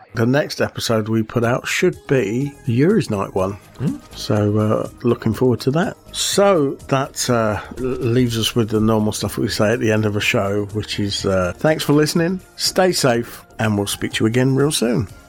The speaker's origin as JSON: {"language": "English", "country": "United Kingdom"}